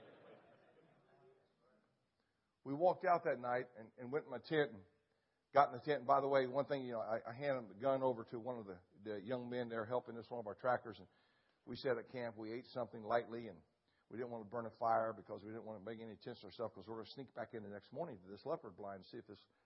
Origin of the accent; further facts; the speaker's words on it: Ohio, United States; moved away; also born or lived in Alaska; Where I grew up in Ohio hunting